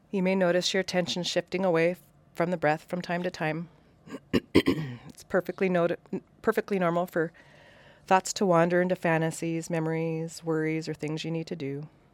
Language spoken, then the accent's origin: English; Western Washington, United States; moved away; also born or lived in Coeur d'Alene, Idaho; Coeur d'Alene has, was my home for twenty years, but I grew up in Western Washington